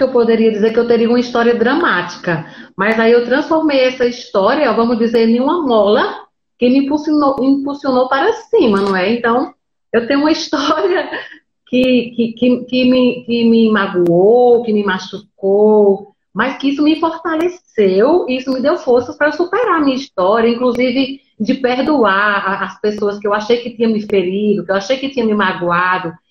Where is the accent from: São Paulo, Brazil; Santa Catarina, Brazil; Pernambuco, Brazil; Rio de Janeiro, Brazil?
Pernambuco, Brazil; Então, eu sou do interior de Pernambuco. Eu digo que eu moro no interior dos interiores de Pernambuco.